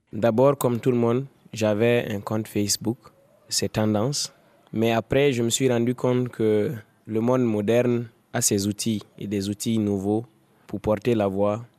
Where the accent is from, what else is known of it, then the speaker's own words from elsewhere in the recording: Dori, Sahel, Burkina Faso; J'ai grandi à Dori, dans le Sahel burkinabé.